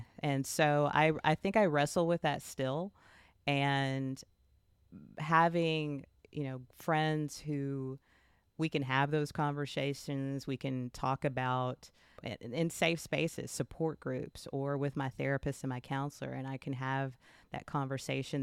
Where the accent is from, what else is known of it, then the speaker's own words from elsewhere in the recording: Texas, United States; I am from the South, I'm from Texas, and I was baptized at the age of eleven, as many children in this area are